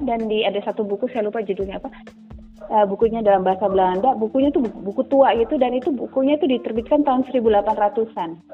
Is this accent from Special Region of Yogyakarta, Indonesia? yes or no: yes; Yogyakarta, Special Region of Yogyakarta, Indonesia; also born or lived in Papua / Fakfak; sampai SMP saya ke Jogja ikut orang tua saya kuliah